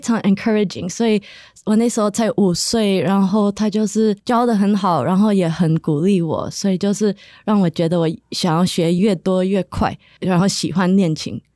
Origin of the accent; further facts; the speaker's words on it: New Jersey, United States; also born or lived in New York; 在我长大的地方，在纽泽西